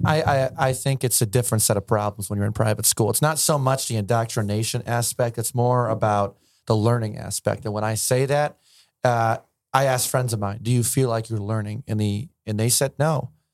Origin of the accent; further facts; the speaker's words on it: Alexandria, Virginia, United States; I grew up in Virginia.